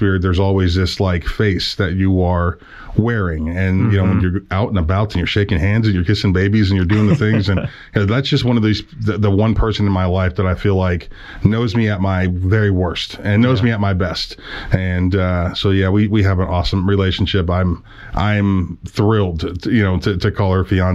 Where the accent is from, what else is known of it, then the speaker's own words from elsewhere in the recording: Youngstown, Ohio, United States; moved away as an adult; also born or lived in Stillwater, Oklahoma; I'm a Northeastern Ohio Youngstown guy